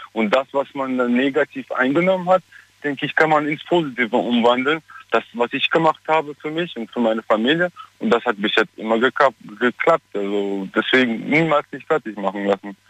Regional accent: Germany; moved away as an adult; also born or lived in Armenia / Southern France; ich bin auch in Deutschland aufgewachsen

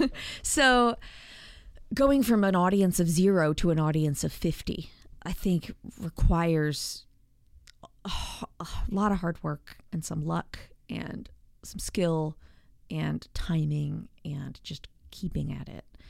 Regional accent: Atlanta, Georgia, United States; also born or lived in Arlington, Virginia / suburbs of Washington, D.C.; I grew up mostly in the suburbs of Atlanta

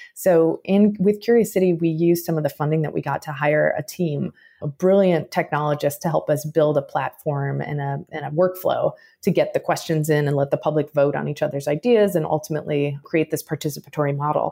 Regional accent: Chicago, Illinois, United States; I was born in Chicago, raised in the suburbs of Chicago

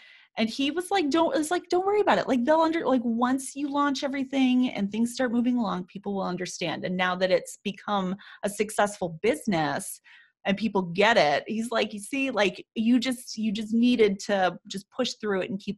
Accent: Chicago, Illinois, United States; we used to drive there when I was younger from Chicago

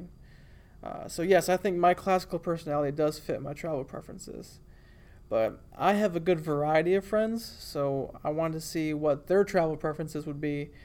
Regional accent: Bad Axe, Michigan, United States; moved away as an adult; now in Alabama, United States; having never really left my hometown before that, I remember being in shock that there are other way cooler places than the tiny town of Bad Axe, Michigan

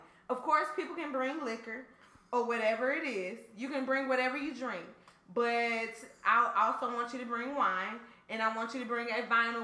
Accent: Atlanta, Georgia, United States; I'm from Atlanta

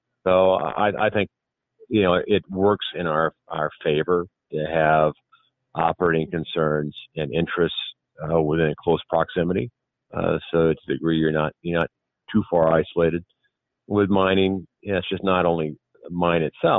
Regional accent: Montana, United States; I'm from Montana

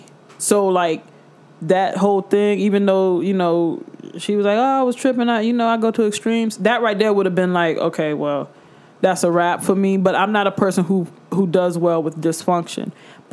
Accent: Bronx, New York, United States; and then I'm from the Bronx, I be tripping

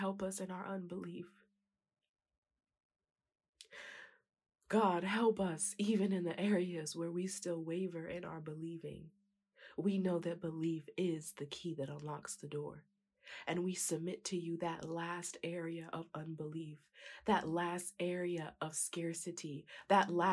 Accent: San Diego, California, United States; the church I grew up in San Diego, California

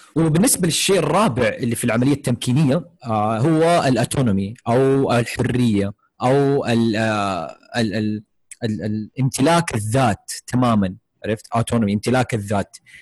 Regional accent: Saudi Arabia; عندنا في السعودية

